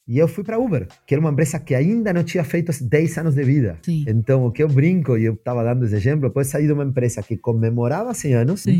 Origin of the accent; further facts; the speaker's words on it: Argentina; Portuguese is a second language; moved away as an adult; now in Brazil; meu sotaque me entrega, então eu preciso contar que a primeira grande mudança na minha vida foi mudar de país. é, eu sou argentino, eu moro